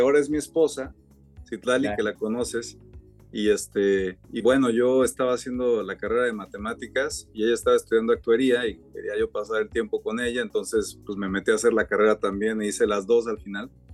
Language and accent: Spanish; Mexico; moved away as an adult; also born or lived in Cambridge, United States / New York, United States; now in Stanford, United States; crecí en México, me vine aquí a Stanford a hacer mi PhD en el 2000